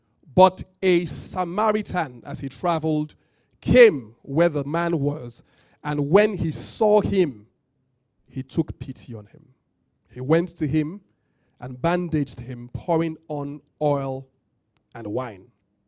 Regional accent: Nigeria; I'm from Yoruba, I don't love only Yoruba people.

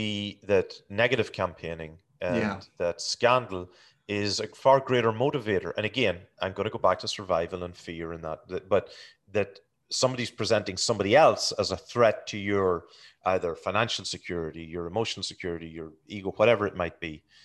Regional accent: Ireland; growing up in Ireland, like, you mean during the Troubles and whatever.

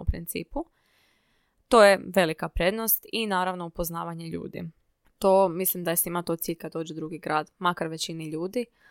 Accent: Zadar, Zadar County, Croatia; born or raised there; moved away as an adult; now in Zagreb, Croatia

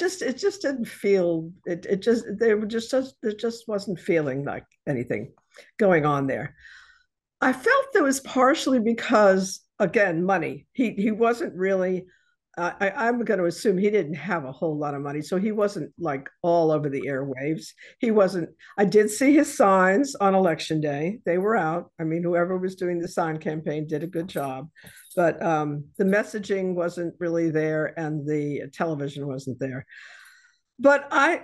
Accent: the North, Northern United States, United States; moved away; I, as a Northerner

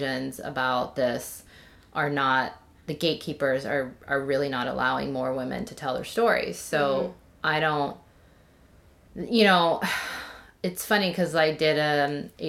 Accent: United States; growing up as Korean American in this small town where I was literally the only Asian person

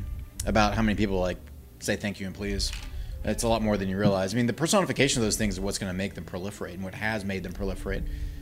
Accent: the South, United States; I feel like living in the South sometimes. I grew up in the South.

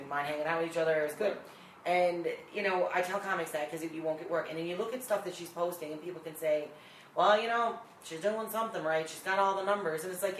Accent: Newfoundland and Labrador, Canada; accent: Newfie; with my Newfie accent.

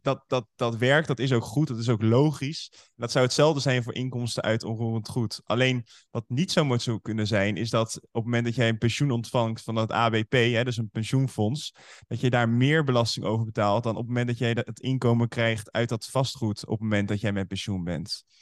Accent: Nieuwerkerk aan den IJssel, South Holland, Netherlands; Uit een plaatsje daar in de buurt Nieuwekerk aan de IJssel. En daar ben ik opgevoed

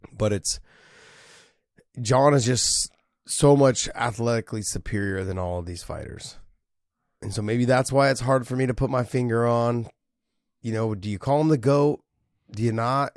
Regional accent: San Jose, California, United States; San Jose, my hometown

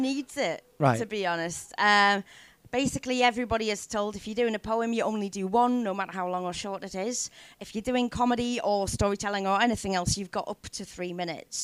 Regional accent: Sunderland, North East England, United Kingdom; also born or lived in Newcastle; I'm actually from Sunderland originally.

